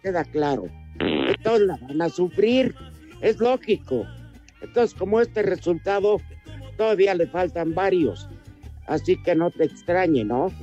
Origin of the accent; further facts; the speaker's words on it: Mexico; así somos los mexicanos